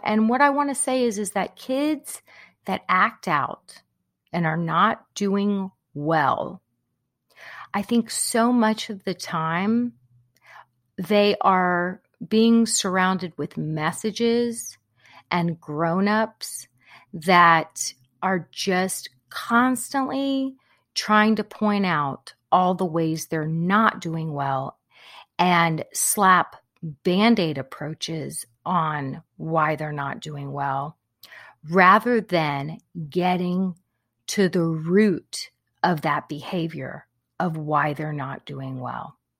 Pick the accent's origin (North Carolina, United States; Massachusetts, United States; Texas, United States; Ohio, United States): Texas, United States; Corpus Christi; I grew up in Corpus Christi, so big Hispanic population there